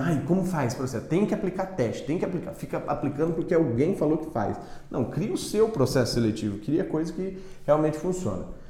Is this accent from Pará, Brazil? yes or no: no; Mato Grosso do Sul, Brazil; eu sou de Mato Grosso do Sul